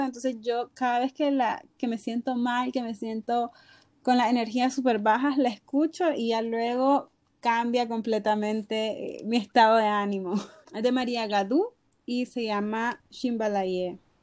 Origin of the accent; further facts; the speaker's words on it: Nicaragua; de Nicaragua.